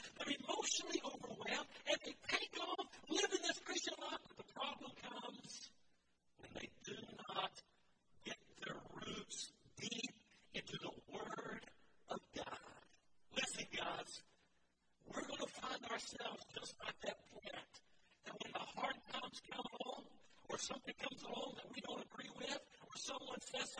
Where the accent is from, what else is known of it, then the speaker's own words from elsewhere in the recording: the mountains of North Carolina, United States; moved away; my hometown, the mountains of North Carolina